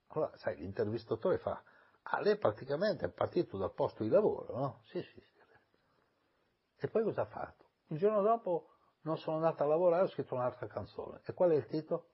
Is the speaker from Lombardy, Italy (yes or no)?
yes; Milan, Lombardy, Italy; also born or lived in Ancona; i miei genitori sono andati a vivere a Milano, io ho vissuto con mia nonna, poi a sette anni sono andato a vivere a Milano